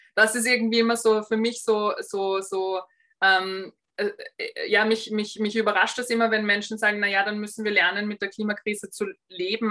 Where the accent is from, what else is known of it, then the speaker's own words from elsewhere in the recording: Austria; bei uns in Österreich